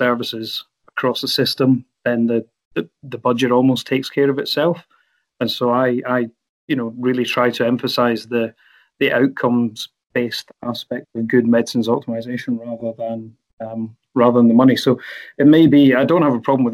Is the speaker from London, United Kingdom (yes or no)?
no; Glasgow, Scotland, United Kingdom; also born or lived in Aberdeen; I'm from Glasgow, went to uni at Robert Gordon's